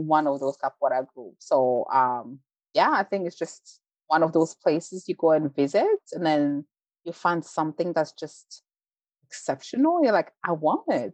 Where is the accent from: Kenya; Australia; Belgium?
Belgium; moved away as an adult; also born or lived in Rwanda; now in United States; I was born in Rwanda, grew up in Belgium, moved to the US as an adult.